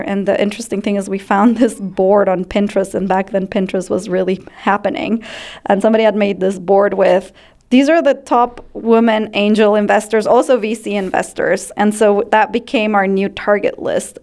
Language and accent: English; Ecuador; moved away as an adult; now in United States; I grew up in Ecuador